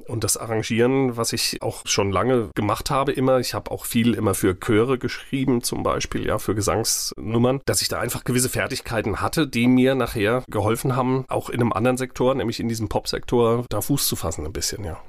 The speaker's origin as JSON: {"language": "German", "town": "Mainz", "region": "Rhineland-Palatinate", "country": "Germany", "tie": "born or raised there", "said": "Ich bin in Finden aufgewachsen. Ich bin ein echter Finder."}